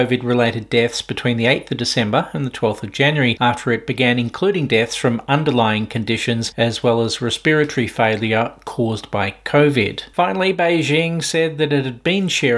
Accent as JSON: {"language": "English", "region": "Victoria", "country": "Australia", "said": "in my home state of Victoria"}